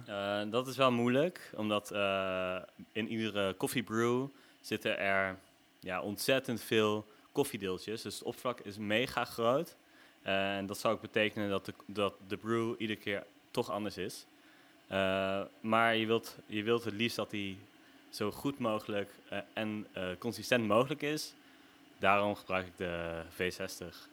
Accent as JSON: {"language": "Dutch", "town": "Nijmegen", "region": "Gelderland", "country": "Netherlands", "tie": "born or raised there", "said": "Ik kom uit Nijmegen. ik woon hier ook al 28 jaar."}